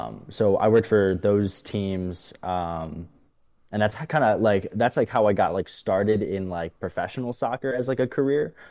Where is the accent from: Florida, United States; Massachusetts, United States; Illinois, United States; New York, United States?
Illinois, United States; Chicago; moved away as an adult; also born or lived in Saint Louis, Missouri; now in Charlotte, United States; I'm originally from Chicago, Illinois